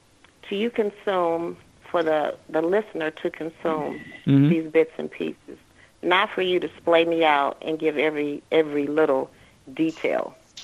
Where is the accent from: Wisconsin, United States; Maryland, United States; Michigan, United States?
Michigan, United States; Detroit; now in Houston, United States; I'm calling from Texas, but I am originally from Detroit, Michigan.